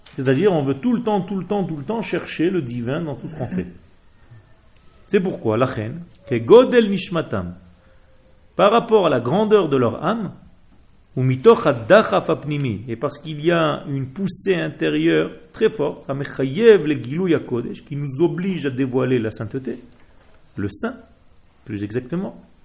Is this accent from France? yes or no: no; Israel; Je ne suis pas français, je suis né en Israël.